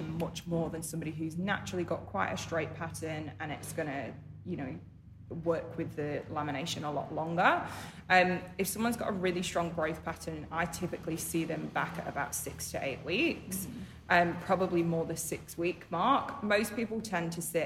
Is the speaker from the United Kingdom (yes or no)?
yes; United Kingdom; moved away; I'm British